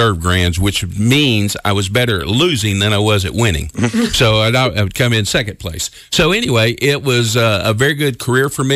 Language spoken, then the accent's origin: English; Memphis, Tennessee, United States; moved away as an adult; now in Evansville, United States; Originally, I'm from Memphis, so you wonder why I'm in Evansville, Indiana right now